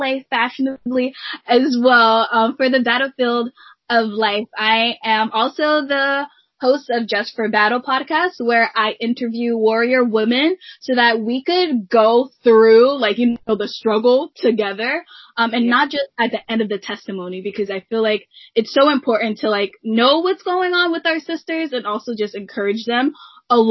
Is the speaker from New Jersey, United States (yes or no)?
yes; New Jersey, United States; I was born and raised in New Jersey